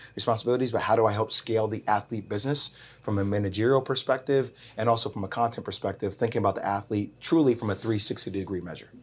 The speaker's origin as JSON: {"language": "English", "region": "New Jersey", "country": "United States", "also_born_or_lived": "Miami / North Carolina", "moved": "yes", "said": "I'm from Jersey"}